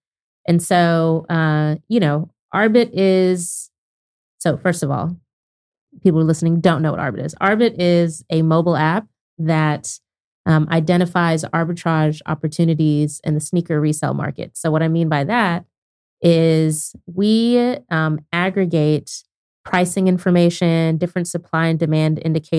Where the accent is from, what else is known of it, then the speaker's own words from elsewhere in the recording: Lawton, Oklahoma, United States; To summarize, I grew up in Oklahoma, middle school and high school in Lawton, Oklahoma.